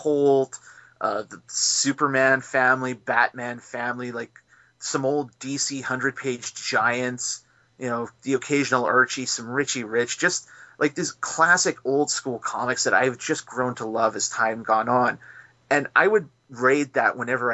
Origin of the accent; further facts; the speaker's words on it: McNutt, Saskatchewan, Canada; now in Saskatoon, Canada; my hometown of McNutt